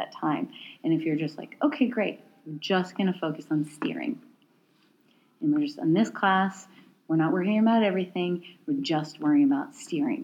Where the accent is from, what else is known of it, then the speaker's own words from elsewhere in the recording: East Coast, United States; also born or lived in Portland / Chicago; now in Pacific Northwest, United States; I'm in the Pacific Northwest and I'm from the East Coast.